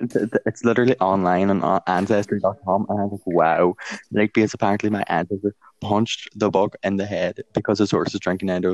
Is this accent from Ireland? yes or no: yes; County Donegal, Ireland; I'm from Donegal.